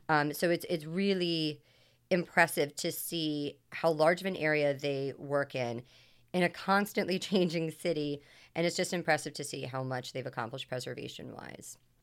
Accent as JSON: {"language": "English", "town": "Washington", "region": "District of Columbia", "country": "United States", "also_born_or_lived": "Long Island", "moved": "as an adult", "said": "I'm originally from Washington, D C"}